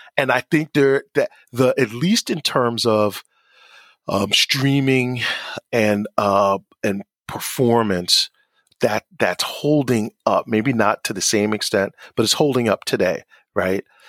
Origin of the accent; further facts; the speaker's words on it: Asbury Park, New Jersey, United States; I grew up in Asbury. We, I did not grow up in, in the city in New York